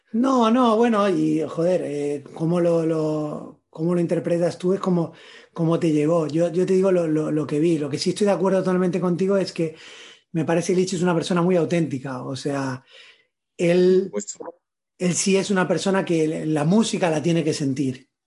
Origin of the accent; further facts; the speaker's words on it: Granada, Andalusia, Spain; moved away; also born or lived in Buenos Aires; yo crecí, eh, bueno, nací en Buenos Aires, crecí en Granada, y, ahora vivo fuera